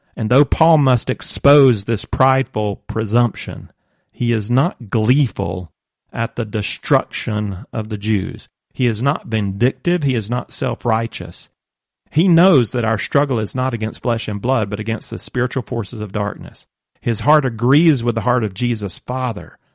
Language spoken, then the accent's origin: English; United States; now in Croatia; As an American